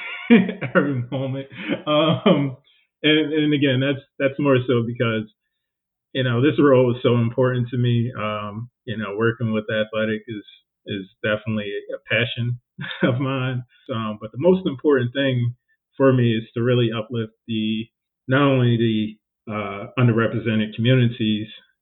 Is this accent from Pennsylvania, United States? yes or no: yes; Philadelphia, Pennsylvania, United States; Growing up in Philly in a super diverse community